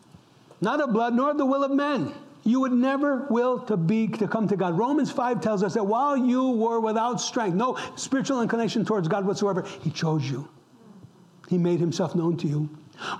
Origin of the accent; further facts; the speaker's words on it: upstate New York, United States; I'm an Italian American. I grew up in upstate New York, an Italian community.